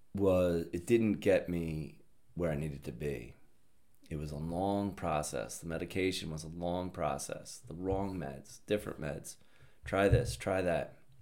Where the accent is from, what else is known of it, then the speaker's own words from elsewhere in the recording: Upper Darby, Pennsylvania, United States; I'm from Upper Darby, Pennsylvania, Delco